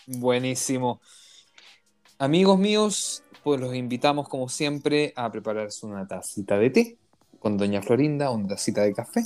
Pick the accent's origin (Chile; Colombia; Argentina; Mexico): Chile; now in Israel; que vengo de Chile